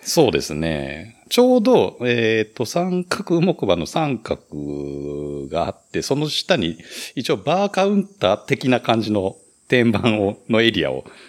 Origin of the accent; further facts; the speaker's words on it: Tajimi, Gifu, Japan; 僕がもともと生まれ 育った笠原町っていうとこが多治見市のちょっと奥の方、まあ今合併してまあ同じ多治見市なんですけど